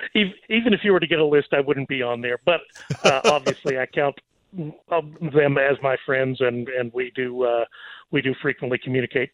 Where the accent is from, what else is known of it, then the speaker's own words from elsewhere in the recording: Texas, United States; I'm going to revert to being Texan